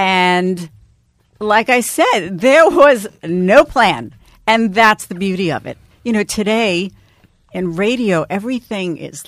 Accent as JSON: {"language": "English", "town": "New York City", "region": "New York", "country": "United States", "tie": "born or raised there", "said": "And also, I grew up in New York City, and no one had been speaking to the young people, the urban young people of the city."}